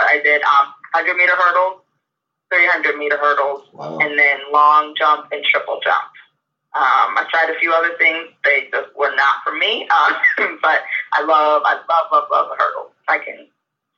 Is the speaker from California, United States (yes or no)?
no; Monroeville, Pennsylvania, United States; moved away as an adult; now in South Florida, United States; I'm from Pittsburgh, Pennsylvania. Monroeville, a little east of Pittsburgh, is where I grew up